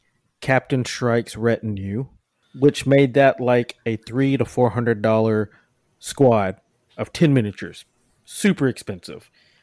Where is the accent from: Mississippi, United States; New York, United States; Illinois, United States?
Mississippi, United States; moved away as an adult; also born or lived in Alabama; now in Houston, United States; originally I'm from Mississippi, and then I moved to Texas by way of Alabama about 10 years ago.